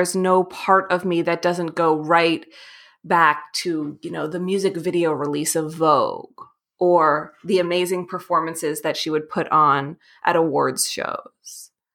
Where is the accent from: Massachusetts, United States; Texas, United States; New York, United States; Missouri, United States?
New York, United States; New York City; I grew up in New York City